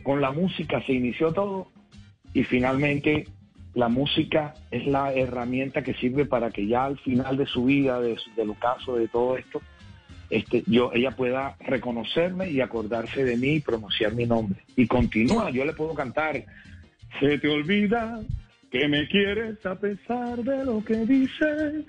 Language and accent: Spanish; Cartagena, Bolívar, Colombia; en el barrio de Chamaní de mi ciudad natal, Cartagena, donde nací